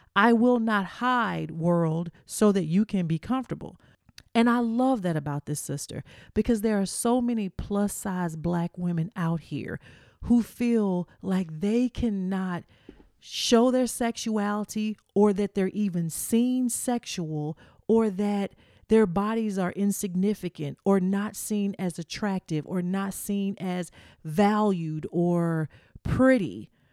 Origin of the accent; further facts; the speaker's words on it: the South, United States; I'm from the South. We just big down here.